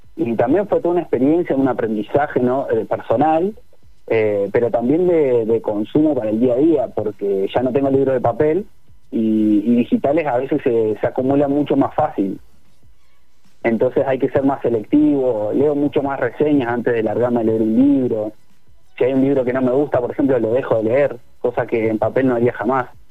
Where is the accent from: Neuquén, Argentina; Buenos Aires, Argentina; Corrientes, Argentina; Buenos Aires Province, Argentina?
Neuquén, Argentina; yo soy de Neuquén